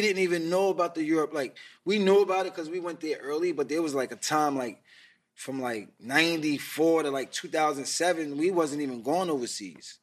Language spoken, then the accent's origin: English; New York City, New York, United States; I was from Queens, but I was going to Manhattan